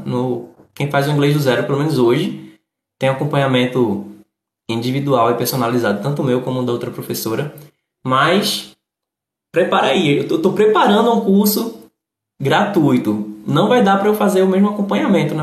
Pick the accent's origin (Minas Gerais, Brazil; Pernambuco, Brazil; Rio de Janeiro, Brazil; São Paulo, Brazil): Pernambuco, Brazil; Recife; eu moro no Nordeste, sou do Recife